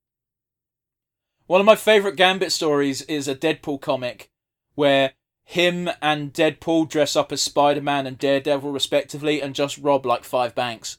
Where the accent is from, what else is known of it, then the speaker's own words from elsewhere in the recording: United Kingdom; we're British as fuck